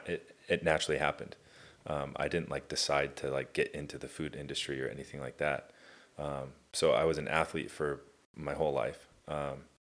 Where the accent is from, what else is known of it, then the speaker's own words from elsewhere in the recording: Irvine, California, United States; also born or lived in Tustin, California / Costa Mesa, California / Newport Beach, California; I grew up in Irvine.